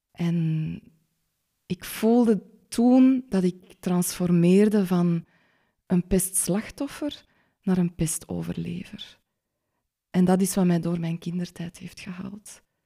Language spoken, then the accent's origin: Dutch; Schelle, Flanders, Belgium; born or raised there